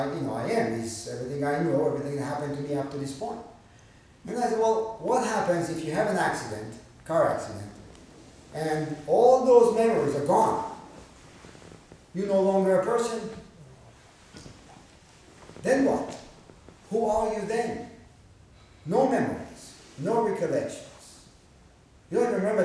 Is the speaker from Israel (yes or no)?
yes; Israel; moved away; growing up in Israel.